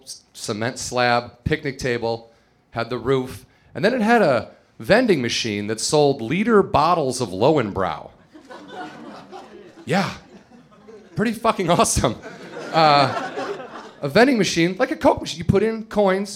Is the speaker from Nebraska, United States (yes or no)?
no; Chicago, Illinois, United States; moved away; I'm from the Midwest, suburbs of Chicago, and you start drinking when you're like 14 there